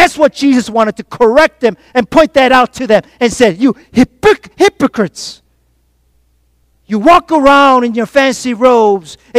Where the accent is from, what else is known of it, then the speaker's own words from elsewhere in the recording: South Korea; moved away; growing up in Korea.